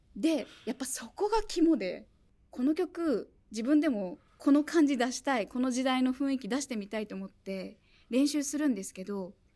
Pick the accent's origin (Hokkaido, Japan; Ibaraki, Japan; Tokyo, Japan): Ibaraki, Japan; moved away; 茨城出身なんですけど、茨城にいた頃は